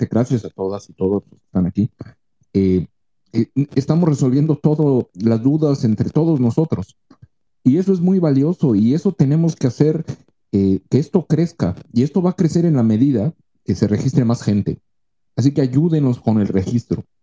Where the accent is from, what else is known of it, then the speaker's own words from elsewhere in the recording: Mexico; todos nos reconocemos como mexicanos y todos los ayudamos como mexicanos.